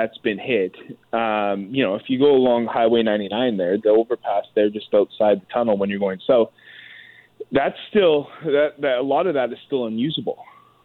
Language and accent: English; British Columbia, Canada; I grew up in British Columbia